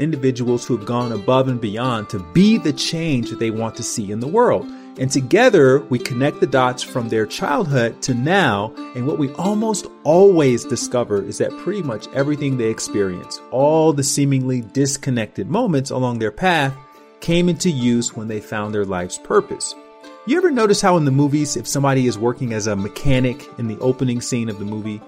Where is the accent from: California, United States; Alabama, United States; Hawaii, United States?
Alabama, United States; Montgomery; moved away; also born or lived in Los Angeles; I'm from Montgomery, Alabama, where the civil rights movement essentially started. I lived just down the street from Dr. King's Dexter Avenue Baptist Church